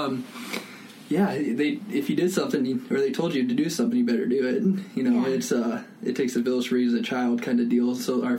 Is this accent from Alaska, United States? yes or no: yes; Petersburg, Alaska, United States; born or raised there